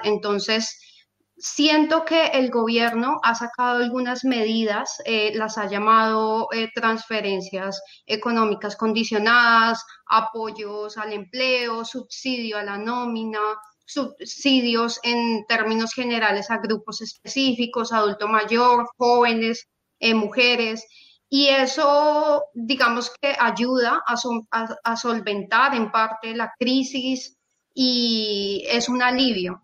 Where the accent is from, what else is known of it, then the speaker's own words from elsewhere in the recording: Colombia; nosotros como colombianos lo hemos vivido